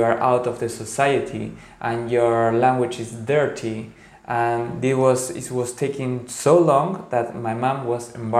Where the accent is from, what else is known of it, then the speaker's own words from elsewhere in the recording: Paraguay; because I come from Guarani origins, from Paraguay, where most of the society, a lot of the people are indigenous.